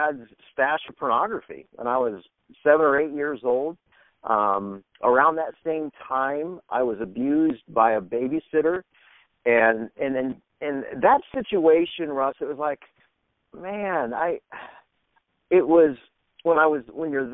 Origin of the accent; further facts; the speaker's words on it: Indiana, United States; moved away as an adult; also born or lived in Louisiana / Alexandria, Louisiana; I actually grew up in Indiana